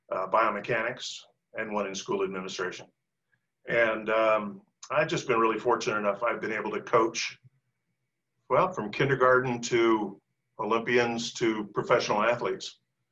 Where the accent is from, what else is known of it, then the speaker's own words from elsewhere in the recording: Lawrence, Kansas, United States; I'm from Lawrence, Kansas, home of the Jayhawks.